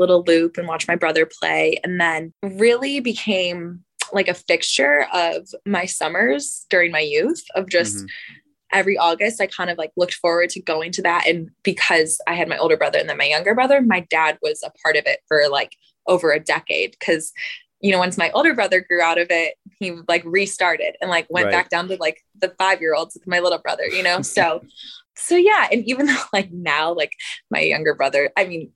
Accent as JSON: {"language": "English", "town": "Buffalo", "region": "New York", "country": "United States", "tie": "born or raised there", "also_born_or_lived": "Tuscaloosa, Alabama", "moved": "as an adult", "said": "I'm born and raised in Buffalo, New York"}